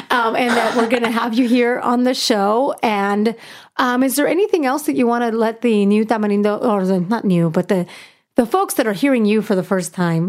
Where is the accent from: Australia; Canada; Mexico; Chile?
Mexico; Puebla; now in United States; I'm from Puebla.